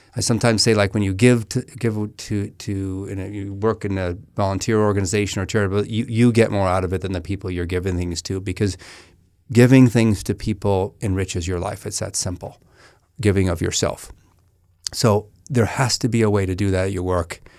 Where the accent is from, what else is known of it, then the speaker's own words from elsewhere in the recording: Menlo Park, California, United States; we grew up in Menlo Park